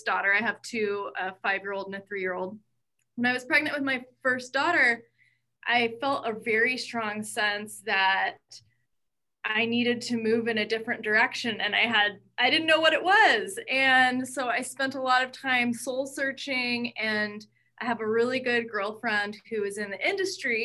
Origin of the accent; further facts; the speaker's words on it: Spokane, Washington, United States; I grew up in Spokane